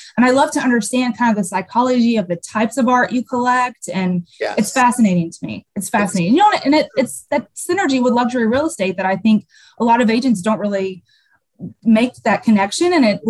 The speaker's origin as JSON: {"language": "English", "area": "by the Arkansas state line", "region": "southern Missouri", "country": "United States", "accent": "Southern", "moved": "yes", "lives_now": "Chicago, United States", "said": "I am from the very bottom part of Missouri, right by the Arkansas state line."}